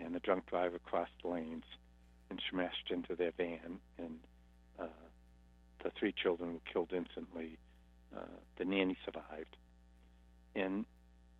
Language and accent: English; Boston, Massachusetts, United States; I come from Boston. I'm an Irish Catholic Hindu Buddhist